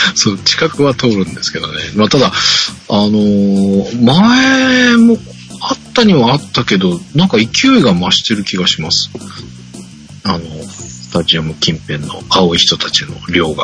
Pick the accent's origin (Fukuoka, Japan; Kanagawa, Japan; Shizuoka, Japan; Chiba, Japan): Kanagawa, Japan; Yokohama